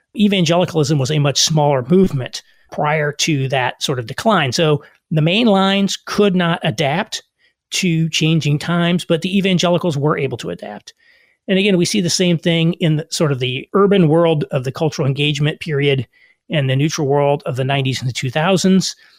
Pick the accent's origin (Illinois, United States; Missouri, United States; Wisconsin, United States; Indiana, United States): Indiana, United States; rural Southern; moved away; also born or lived in New York / Chicago; I also grew up in rural Southern Indiana